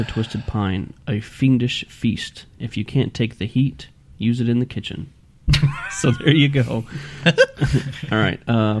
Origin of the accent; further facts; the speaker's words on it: Scotland, United Kingdom; I am Scottish